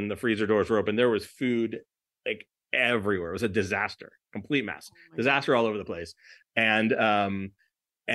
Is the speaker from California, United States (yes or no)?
yes; Los Angeles, California, United States; I'm from Los Angeles